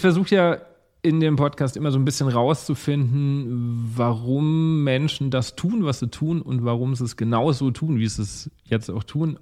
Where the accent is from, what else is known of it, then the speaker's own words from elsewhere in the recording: Lower Franconia, Bavaria, Germany; now in Mainz, Germany; ich komme ja eigentlich äh, aus Unterfranken